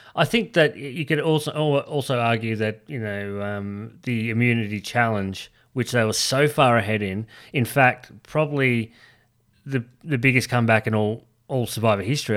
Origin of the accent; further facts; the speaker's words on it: Australia; We're from Australia.